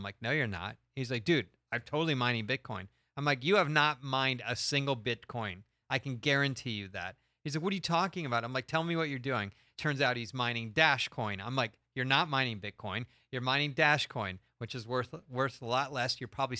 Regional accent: Stamford, Connecticut, United States; moved away; So I'm Stamford, Connecticut. Stamford, Connecticut in the house.

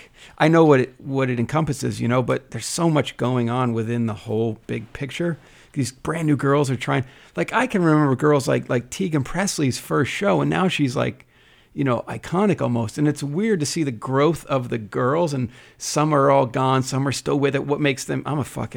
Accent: New Jersey, United States; I'm from Jersey

